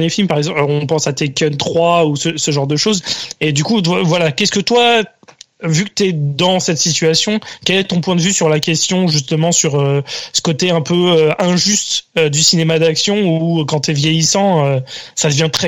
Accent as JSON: {"language": "French", "country": "France", "said": "En tant que Français"}